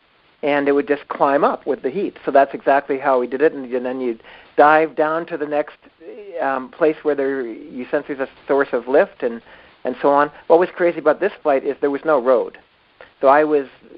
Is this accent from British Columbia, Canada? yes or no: yes; Victoria, British Columbia, Canada; I grew up in Victoria, B.C.